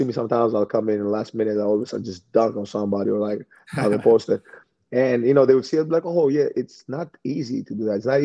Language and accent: English; Greece; now in Milwaukee, United States; we came from Greece